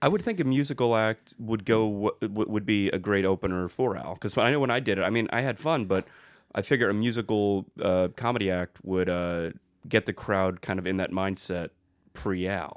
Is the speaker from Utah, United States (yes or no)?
no; South Florida, United States; moved away as an adult; now in Los Angeles, United States; if you are in the South Florida area, that's my home place, my hometown